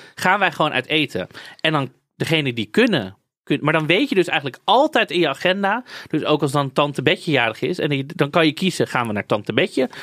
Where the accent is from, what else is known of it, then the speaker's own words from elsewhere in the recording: Amsterdam, North Holland, Netherlands; als Amsterdammer